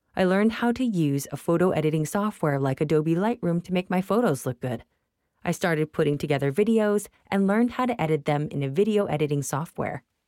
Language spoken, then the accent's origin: English; Mumbai, Maharashtra, India; I was born and raised in Bombay, India